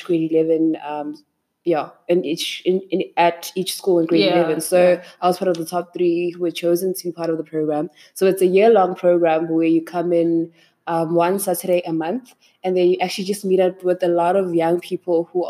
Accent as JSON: {"language": "English", "area": "East Rand", "region": "Gauteng", "country": "South Africa", "tie": "born or raised there", "said": "I was born and raised in the East Rand"}